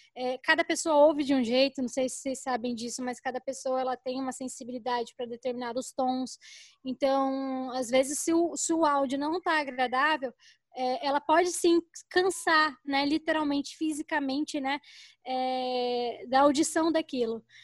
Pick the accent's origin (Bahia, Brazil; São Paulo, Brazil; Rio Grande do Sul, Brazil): São Paulo, Brazil; moved away as an adult; now in Cuiabá, Brazil; eu estou morando em Cuiabá há um ano, nasci em São Paulo